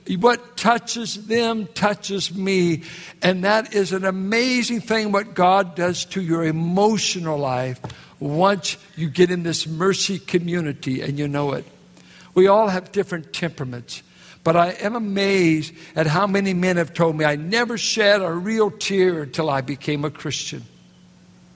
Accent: Richmond, California, United States; I'm from Richmond, California

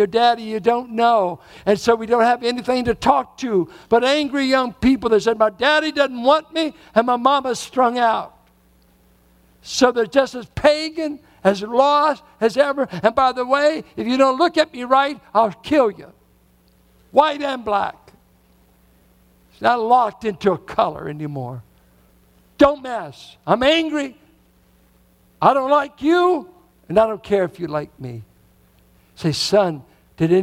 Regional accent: Richmond, United States; born or raised there

